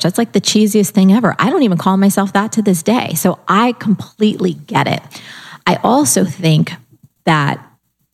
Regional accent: New Jersey, United States; I'm also from New Jersey

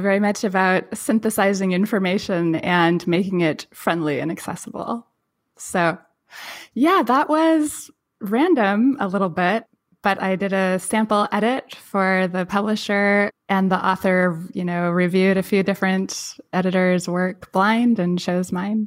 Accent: Pacific Northwest, United States; I grew up in the Pacific Northwest on one of the rocky beaches

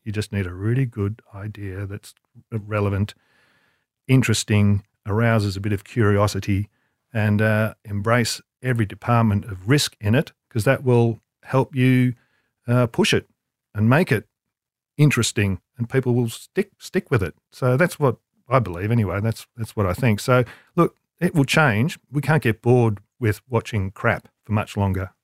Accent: Melbourne, Victoria, Australia; moved away; in Melbourne, I'd grew up in Melbourne

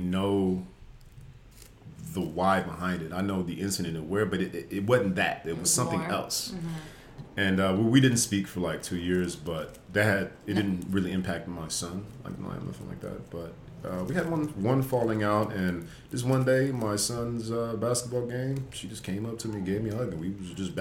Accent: Las Vegas, Nevada, United States; moved away as an adult; also born or lived in Washington State; now in Los Angeles, United States; I'm from Las Vegas originally.

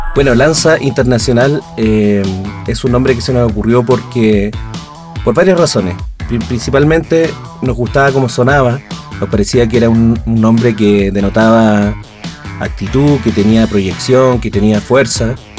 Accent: Chile; moved away as an adult; now in Mexico; nosotros somos chilenos también en el extranjero

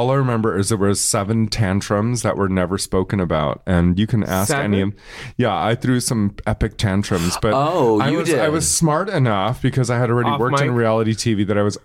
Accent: Los Angeles, California, United States; I'm a girl who works in the industry and I'm from Los Angeles.

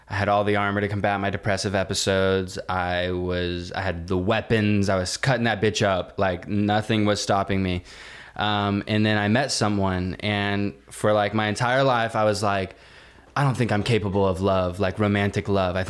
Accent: Granbury, Texas, United States; moved away; my hometown in Granbury, Texas

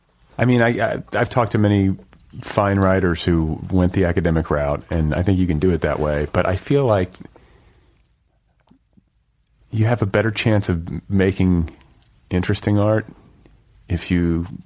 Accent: Milwaukee, Wisconsin, United States; now in Los Angeles, United States; I come from the upper Midwest.

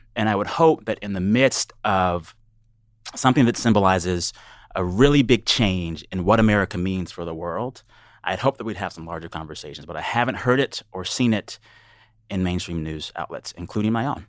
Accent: United States; as an American

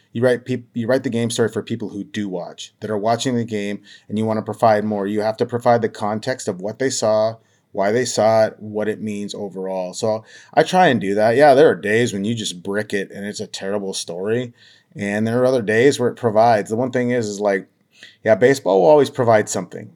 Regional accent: Havre, Montana, United States; moved away as an adult; also born or lived in Missoula, Montana; now in Tacoma, United States; my hometown of Haver, Montana

